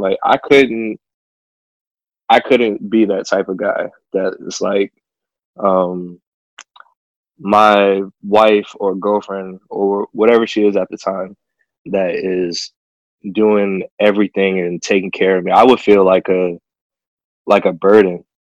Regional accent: DMV, United States; I am from the good old DMV

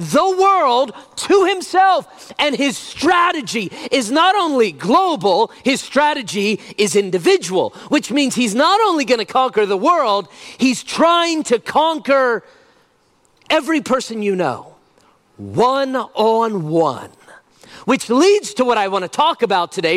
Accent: United States; I'm an American

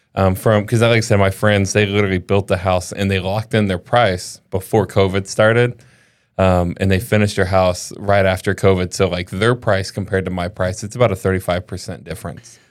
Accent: the South, United States; I grew up in the South

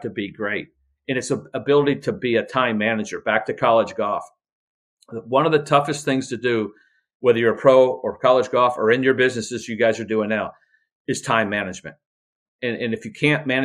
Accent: Indiana, United States; my hometown in Indiana

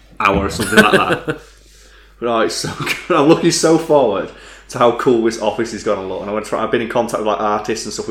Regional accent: United Kingdom; We're British.

